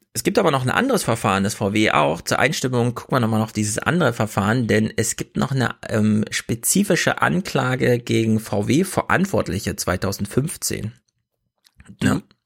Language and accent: German; Thuringia, Germany; moved away; Thüringen ist natürlich nur meine Herkunftsheimat.